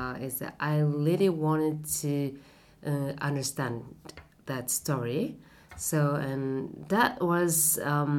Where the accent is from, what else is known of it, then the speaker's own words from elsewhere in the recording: Japan; English is a second language; moved away as an adult; also born or lived in London / Shanghai / Tokyo; I was born and raised in Japan. And I used to live in London. And after that, I moved to Shanghai.